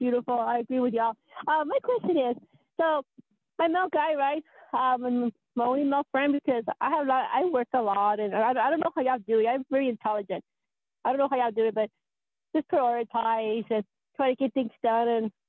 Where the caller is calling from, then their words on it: Colorado, United States; Hi, I'm from Colorado.